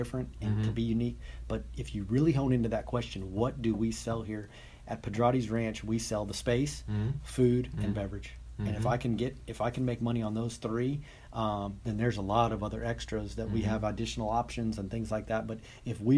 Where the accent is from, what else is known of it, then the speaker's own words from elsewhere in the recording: Helotes, Texas, United States; I'm born and raised right here in Helotes